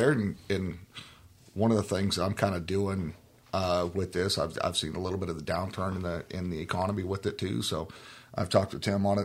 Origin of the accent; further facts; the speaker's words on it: California, United States; now in Oklahoma, United States; Well, um, I'm originally from Oklahoma here and kind of moved around a bit. moved out to California for a little while, grew up out there, and then came back out.